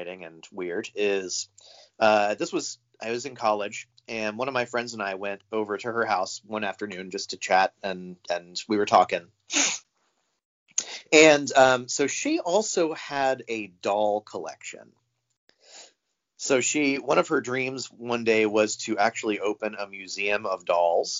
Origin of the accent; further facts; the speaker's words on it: St. Augustine, Florida, United States; moved away as an adult; also born or lived in Seattle; I grew up in Florida. I grew up in a town called St. Augustine